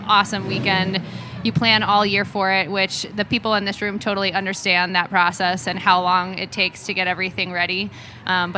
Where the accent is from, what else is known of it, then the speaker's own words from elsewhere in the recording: Vermont, United States; also born or lived in Long Island, New York; I was born in Long Island and grew up in Vermont